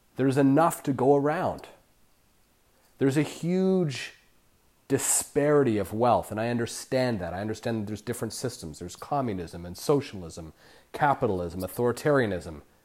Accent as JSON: {"language": "English", "country": "Canada", "moved": "yes", "lives_now": "Los Barriles, Mexico", "said": "I'm Canadian"}